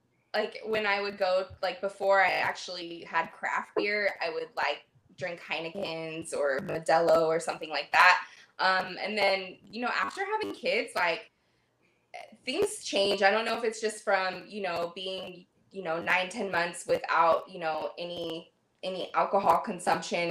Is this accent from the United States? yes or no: yes; Paso Robles, California, United States; now in Los Angeles, United States; I live in LA, but I'm originally from the Central Coast and Paso Robles, Templeton, San Luis Obispo area. And Paso Robles is like a pretty big wine area. So, like growing up and having that in your backyard